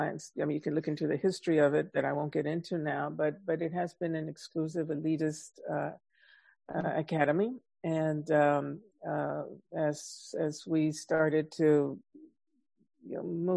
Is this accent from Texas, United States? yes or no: yes; Laredo, Texas, United States; moved away; also born or lived in Michigan; growing up in Laredo, Texas, early on when Laredo in the, you know, 50s, late 40s, 50s, tremendous poverty there. It still has a lot of poverty, but much more so during that time. It was one of the poorest cities in the nation.